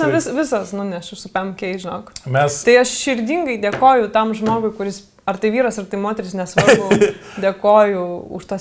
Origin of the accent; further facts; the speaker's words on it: Vilnius, Vilnius County, Lithuania; also born or lived in Samogitia / Rainiai village near Telšiai; aš irgi grįždavau iš kaimo, visą vasarą praleidus, Vilniui į mokyklą.